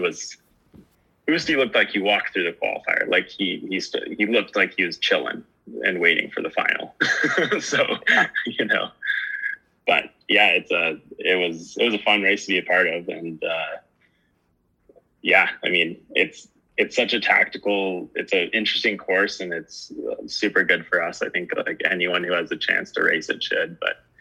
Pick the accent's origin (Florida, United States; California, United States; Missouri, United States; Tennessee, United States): California, United States; Truckee; moved away as an adult; now in Canada; I actually grew up in California, in uh, in Truckee